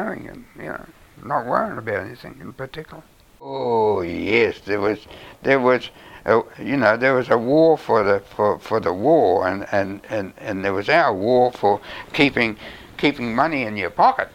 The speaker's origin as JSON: {"language": "English", "country": "New Zealand", "said": "being a Kiwi"}